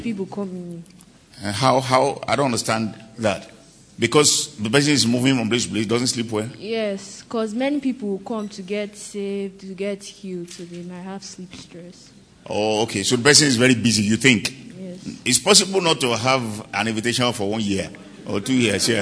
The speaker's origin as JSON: {"language": "English", "country": "Nigeria", "said": "I came all the way from Nigeria."}